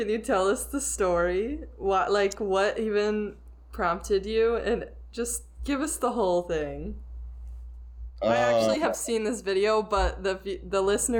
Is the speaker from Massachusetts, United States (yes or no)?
no; Florida, United States; Growing up in Florida